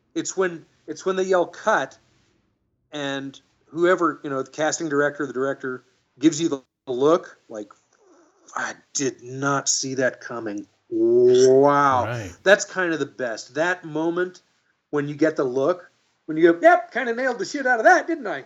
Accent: Dallas, Texas, United States; moved away as an adult; also born or lived in Los Angeles; I could always get work acting in my hometown of Dallas. And then when I moved to Los Angeles

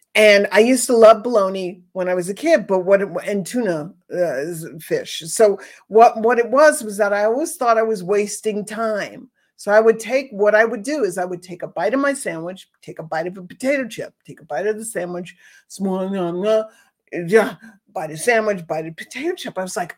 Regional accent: East Coast, United States; now in Southwest, United States; I grew up on the East Coast cornbread

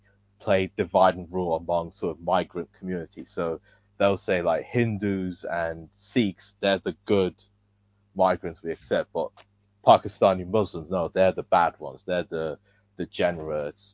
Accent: Nigeria; I'm Nigerian

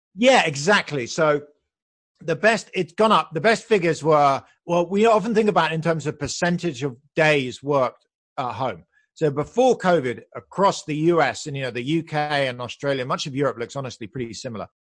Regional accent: United Kingdom; moved away as an adult; now in United States; You can hear I'm British, but I moved to the U S back then.

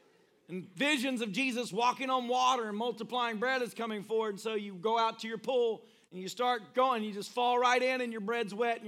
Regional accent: Philippines; I'm from the Philippines, so I don't know what's going to happen from here.

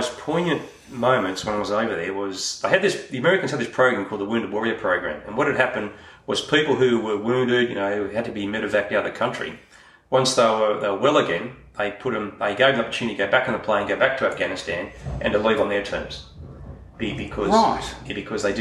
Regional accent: Australia

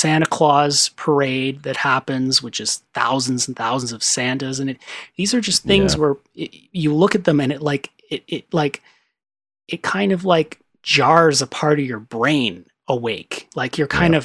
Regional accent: Canada; I'm Canadian.

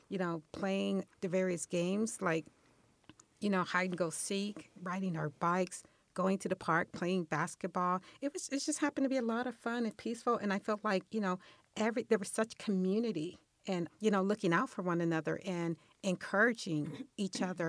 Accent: Los Angeles, California, United States; moved away as an adult; now in Irvine, United States; I grew up in Los Angeles, and I um, once I got married, um, we moved here to Orange County and um, in Irvine for the last 22 years.

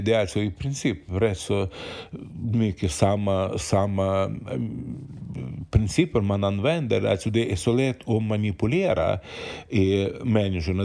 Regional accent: Ukraine; Swedish is a second language; now in Sweden; jag är född och uppvuxen i Ukraina

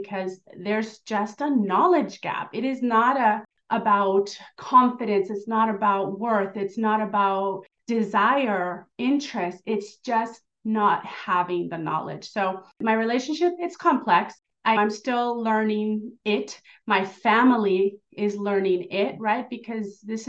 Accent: Southern California, United States; also born or lived in Mexico; I'm an immigrant from Mexico, and I grew up here in Southern California

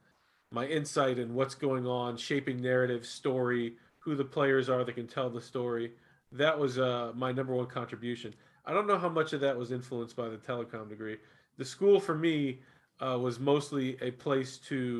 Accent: Florida, United States; I'm from Florida.

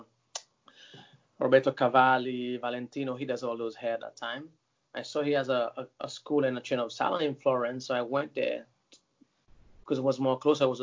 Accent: Seychelles; also born or lived in Italy / London / New York; now in Miami, United States; I'm from Seychelles, which is a small island in the Indian Ocean

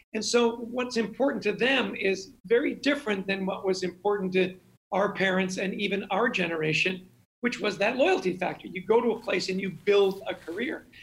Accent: Canada; I grew up in Canada.

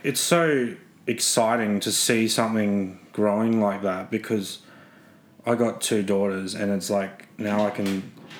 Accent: Brisbane, Queensland, Australia; moved away as an adult; also born or lived in Melbourne; I'm originally from Brisbane. I grew up with rugby league.

